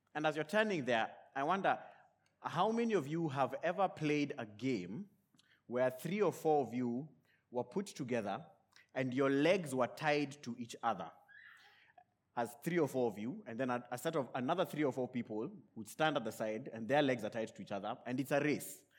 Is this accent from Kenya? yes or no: yes; Kenya; born and raised in Kenya